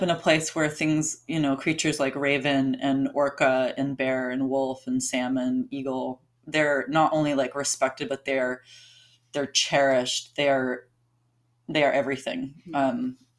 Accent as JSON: {"language": "English", "region": "Alaska", "country": "United States", "tie": "born or raised there", "also_born_or_lived": "Hawaii", "moved": "as an adult", "lives_now": "Portland, United States", "said": "growing up in Alaska"}